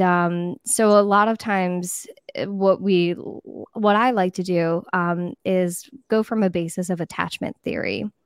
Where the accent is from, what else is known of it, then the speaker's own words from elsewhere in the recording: East Coast of Florida, United States; I grew up in a small town on the East Coast of Florida.